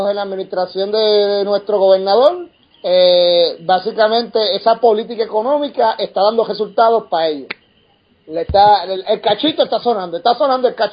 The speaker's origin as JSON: {"language": "Spanish", "country": "Puerto Rico"}